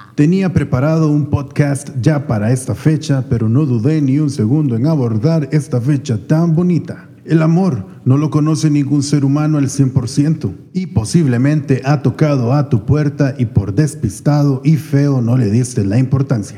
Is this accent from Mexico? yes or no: no; Brazil; soy brasileña